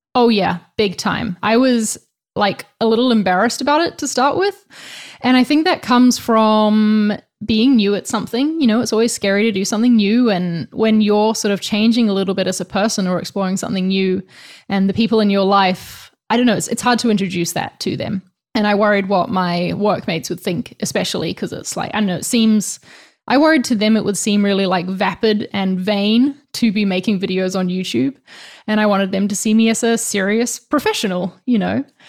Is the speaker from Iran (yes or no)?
no; New Zealand; now in Spain